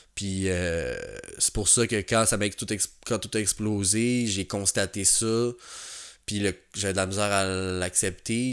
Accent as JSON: {"language": "French", "town": "Montreal", "region": "Quebec", "country": "Canada", "tie": "born or raised there", "also_born_or_lived": "Jonquière", "said": "j'ai grandi à Pointe-aux-Trembles"}